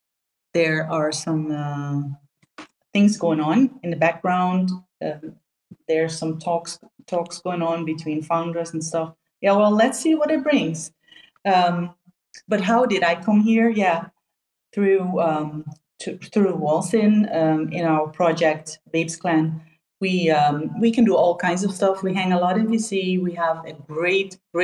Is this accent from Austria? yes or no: no; Netherlands; I'm from Holland